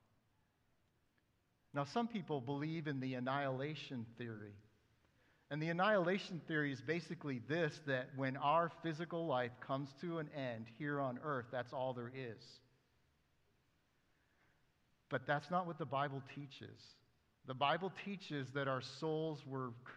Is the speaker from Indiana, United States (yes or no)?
no; Western New York State, United States; I grew up in Western New York State